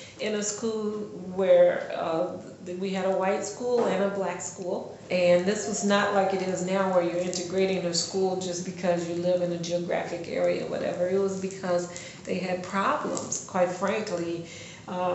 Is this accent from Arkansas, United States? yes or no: yes; southern Arkansas, United States; I grew up in a small rural community, farming community in southern Arkansas